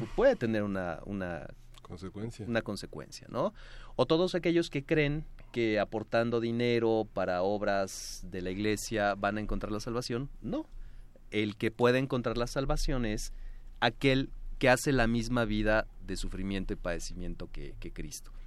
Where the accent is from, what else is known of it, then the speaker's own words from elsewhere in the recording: Mexico; lo que hoy somos, mexicanos